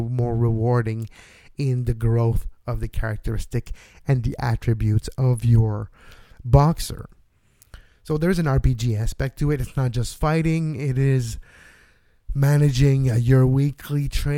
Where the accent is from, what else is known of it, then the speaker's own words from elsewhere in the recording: Montreal, Quebec, Canada; also born or lived in Toronto; I was born and raised in Montreal also